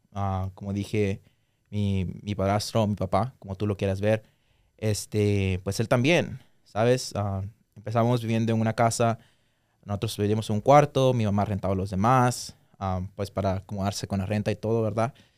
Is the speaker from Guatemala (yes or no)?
yes; Guatemala; moved away; nosotros nacimos allá, yo y Cindy también crecimos allá por una parte de nuestra vida